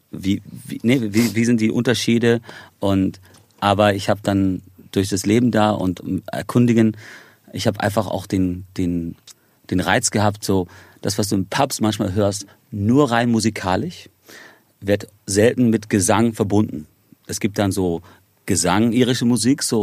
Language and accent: German; Ireland; also born or lived in Spain; Irland ist für mich zu Hause. Also ich meine, ich, ich habe einen irischen und amerikanischen Pass. Ähm, ich bin in Spanien geboren, ähm, habe aber zu Spanien selber nicht wirklich eine Verbindung